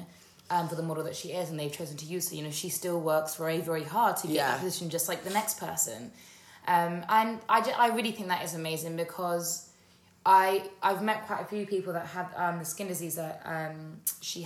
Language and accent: English; United Kingdom; I grew up in just outside of London in a predominantly white area